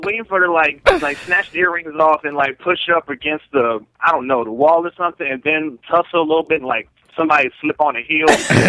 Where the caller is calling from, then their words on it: Maryland, United States; from Maryland.